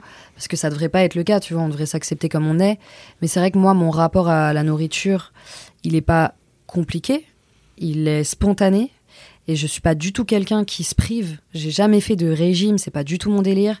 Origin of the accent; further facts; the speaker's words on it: Auvergne-Rhône-Alpes, France; now in Paris, France; J'ai grandi à Aix, à la frontière de Genève